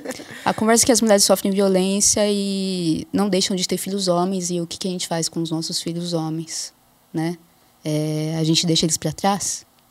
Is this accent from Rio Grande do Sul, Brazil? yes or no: no; Jundiaí, São Paulo, Brazil; also born or lived in Osasco / Marília; eu cresci em Jundiaí, no interior de São Paulo